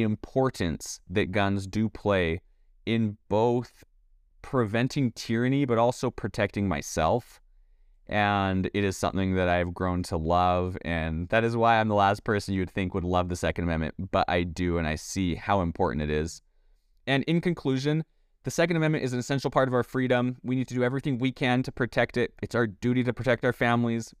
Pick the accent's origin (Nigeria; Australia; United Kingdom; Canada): Canada; now in United States; I was born and raised in Canada.